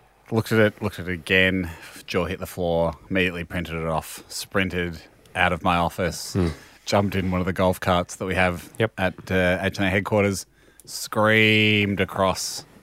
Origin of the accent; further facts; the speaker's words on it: Dunedin, Otago, New Zealand; I'm from Dunedin, New Zealand, so these flights, not cheap.